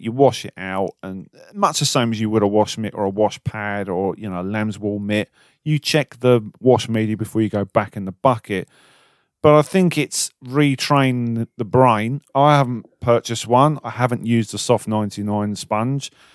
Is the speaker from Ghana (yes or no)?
no; United Kingdom; we're British.